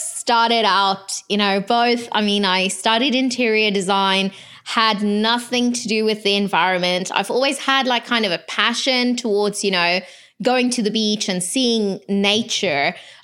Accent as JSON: {"language": "English", "country": "South Africa", "said": "I'm from South Africa"}